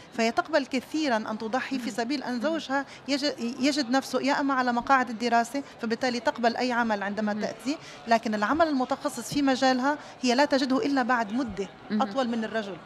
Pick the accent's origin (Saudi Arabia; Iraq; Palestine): Palestine; also born or lived in Tunisia; now in Canada; أنا كفلسطينية